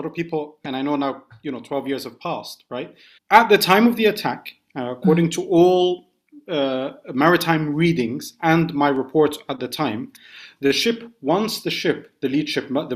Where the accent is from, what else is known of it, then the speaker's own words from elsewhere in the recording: London, United Kingdom; also born or lived in Scotland; as an Arab growing up in the UK, born in Scotland, I grew up in London